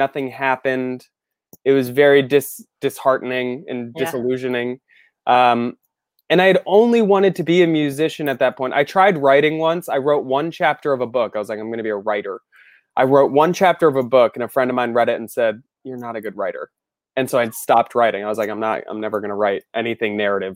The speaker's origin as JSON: {"language": "English", "region": "Florida", "country": "United States", "tie": "born or raised there", "also_born_or_lived": "Celebration, Florida", "said": "I'm from Florida, and when I was 11, we moved to a town called Celebration, and it's 4 minutes from Disney. So I grew up"}